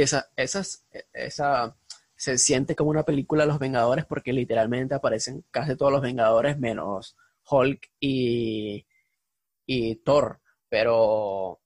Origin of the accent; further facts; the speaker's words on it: Venezuela; venimos de Venezuela